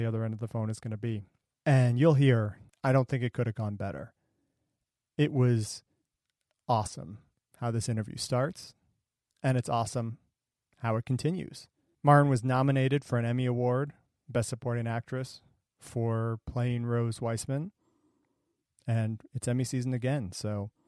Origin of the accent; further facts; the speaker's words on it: Ohio, United States; moved away as an adult; also born or lived in Brookline, Massachusetts; I'm from Ohio originally, so I didn't have family here